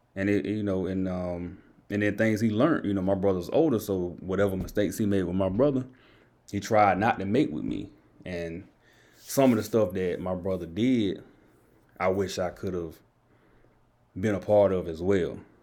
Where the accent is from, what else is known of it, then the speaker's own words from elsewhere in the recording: Enfield, North Carolina, United States; I'm from Enfield